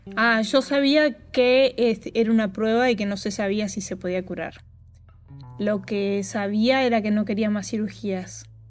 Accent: Concordia, Entre Ríos, Argentina; moved away as an adult; now in Los Angeles, United States; soy de Entre Ríos y viste que en los pueblos chicos nos conocemos todos

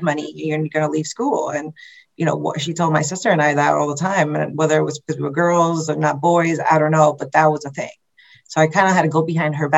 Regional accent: New York, United States; I went to school in Corona

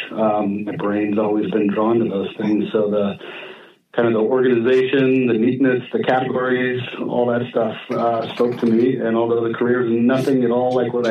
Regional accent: Kenwood, California, United States; I grew up here in Sonoma County in a teeny little town

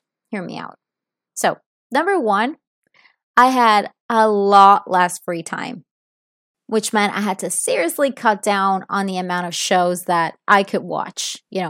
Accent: Milan, Lombardy, Italy; first language Italian; English is a second language; I am from Italy. I was born and raised in Milan, so my first language is Italian.

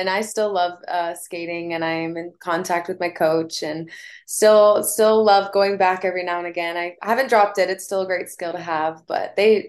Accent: Wilmington, North Carolina, United States; I grew up in Wilmington, North Carolina.

